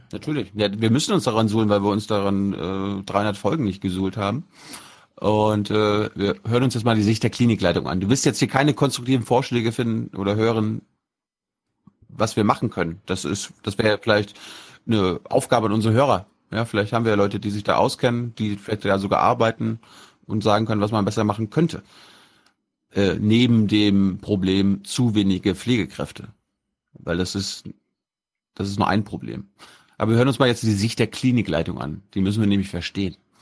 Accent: Mecklenburg-Vorpommern, Germany; die Uniklinik Rostock die wichtigste, das wichtigste Krankenhaus in meinem, meinem Heimatland ist

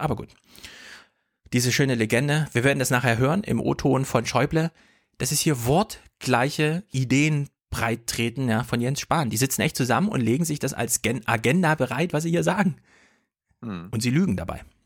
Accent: Germany; die wir in Deutschland ja auch immer haben

